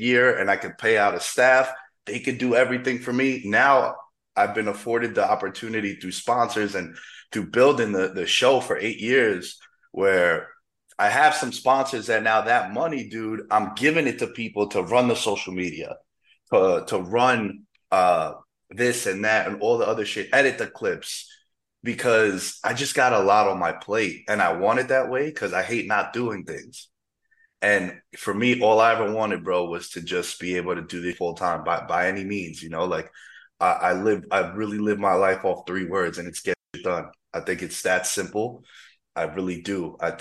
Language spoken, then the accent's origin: English; New York City, New York, United States; moved away as an adult; also born or lived in Queens; now in Las Vegas, United States; back home in the city, in the five boroughs, the real New York, not that upstate